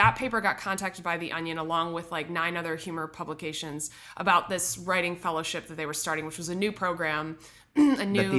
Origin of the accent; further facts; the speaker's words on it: Midwest, United States; moved away; I'm from the Midwest.